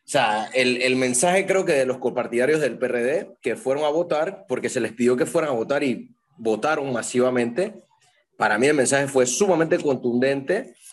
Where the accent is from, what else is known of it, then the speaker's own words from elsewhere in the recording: Panama City, Panama; No, soy de la, de la, la capital.